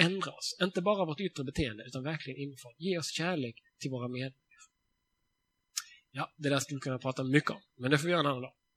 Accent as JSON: {"language": "Swedish", "country": "Sweden", "said": "jag är svensk"}